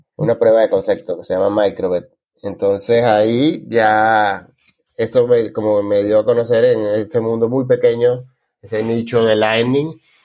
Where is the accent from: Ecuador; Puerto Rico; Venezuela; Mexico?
Venezuela; moved away as an adult; now in Argentina; me fui de Venezuela en 2015